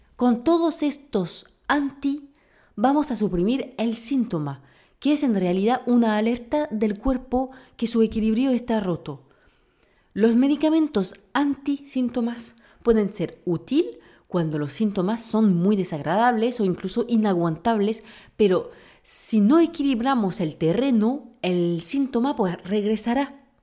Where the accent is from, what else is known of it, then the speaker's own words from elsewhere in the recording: France; moved away; como buena francesa